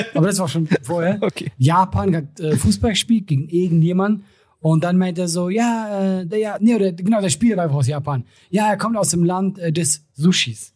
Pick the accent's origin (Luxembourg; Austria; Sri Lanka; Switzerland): Switzerland; wir Schweizer